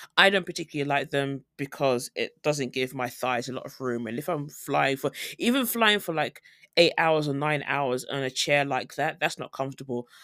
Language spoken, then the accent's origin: English; United Kingdom; moved away as an adult; now in South Korea; I'm flying from Korea to home, like, back in the U K